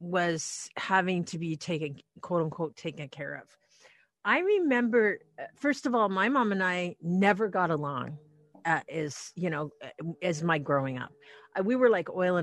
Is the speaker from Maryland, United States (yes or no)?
no; Anacortes, Washington, United States; now in Seattle, United States; to Anacortes, to my hometown